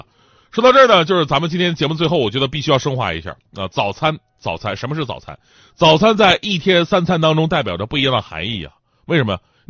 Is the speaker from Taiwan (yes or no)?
no; northern China, China; 作为一个北方人，我觉得最正宗的肯豆腐脑肯定是小的时候吃的那个。